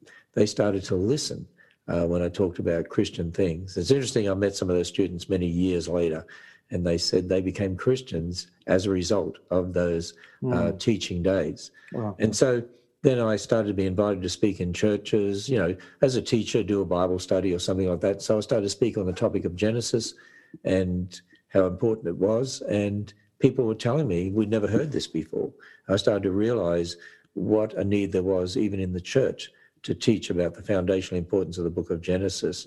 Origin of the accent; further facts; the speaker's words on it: Australia; I was brought up in Australia